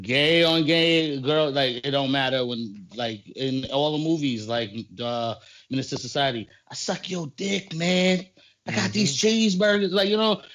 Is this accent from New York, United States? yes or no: yes; New York City, New York, United States; We grew up in Bushwick.